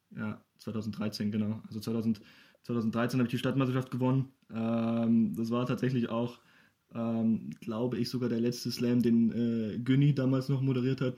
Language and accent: German; Ingolstadt, Bavaria, Germany; bin gebürtiger Ingolstädter